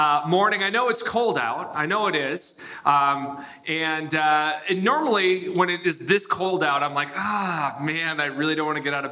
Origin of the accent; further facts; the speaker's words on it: United States; I was born in the United States.